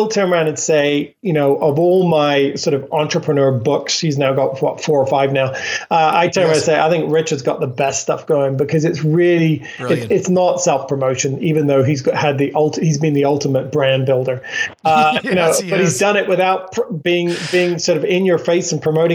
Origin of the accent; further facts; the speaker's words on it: England, United Kingdom; moved away; I grew up in England, so I have some strange expressions